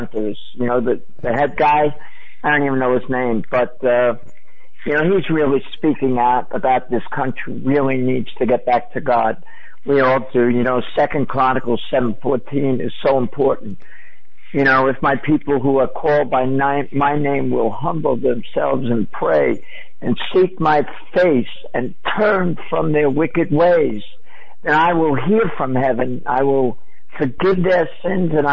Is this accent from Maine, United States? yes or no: no; New York, United States; I come with them from New York